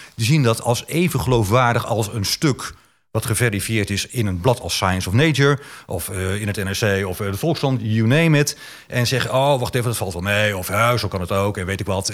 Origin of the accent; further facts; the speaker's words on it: Bible Belt, Netherlands; ik kom uit de Bijbelbelt